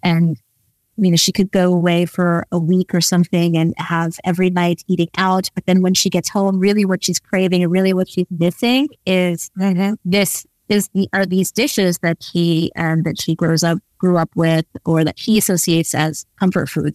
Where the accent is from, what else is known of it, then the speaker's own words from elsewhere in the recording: New York, United States; moved away as an adult; also born or lived in London, United Kingdom; now in Netherlands; having grown up in the East Village